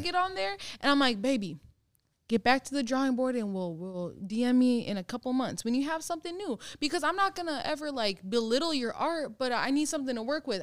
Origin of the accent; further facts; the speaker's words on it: Minnesota, United States; now I'm from Minnesota